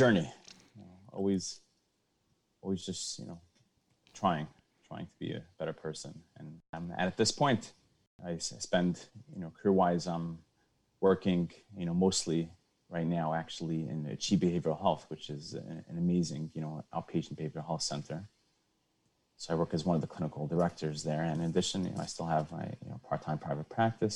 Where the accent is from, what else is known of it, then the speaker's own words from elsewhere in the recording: Five Towns, New York, United States; I grew up in your area. I grew up in the Five Towns